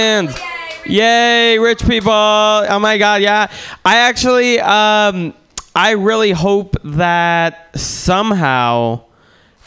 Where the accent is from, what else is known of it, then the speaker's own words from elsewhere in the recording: Russia; now in United States; I'm from Russia originally